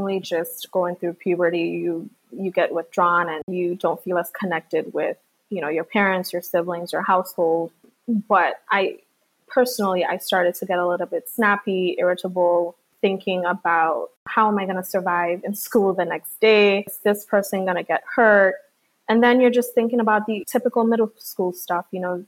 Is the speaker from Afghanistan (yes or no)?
no; U.S. Virgin Islands; I was born and raised in St. Thomas, but my parents, my entire family, is from the island of Dominica.